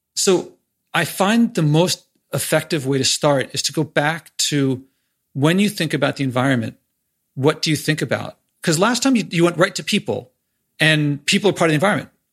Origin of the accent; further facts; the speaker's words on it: Philadelphia, Pennsylvania, United States; I'm from Philly